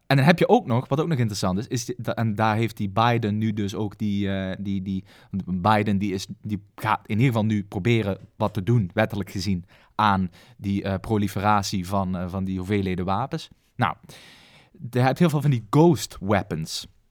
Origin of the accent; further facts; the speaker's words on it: Maastricht, Limburg, Netherlands; als Bourgondier dan, want dat mag ik mezelf dan wel noemen als Maastrichtenaar